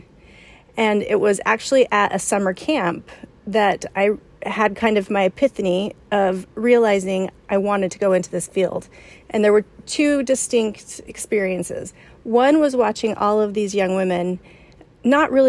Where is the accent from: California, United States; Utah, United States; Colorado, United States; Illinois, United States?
Utah, United States; Provo; moved away as an adult; now in San Antonio, United States; I grew up in Provo, Utah, which is where Brigham Young University is